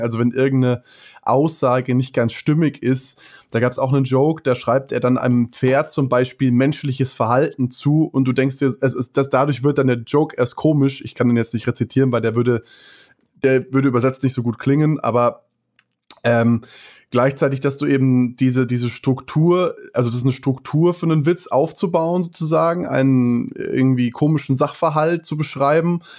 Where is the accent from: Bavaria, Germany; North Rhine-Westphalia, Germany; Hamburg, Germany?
Bavaria, Germany; Munich area; wir sind ja aus dem Münchner Raum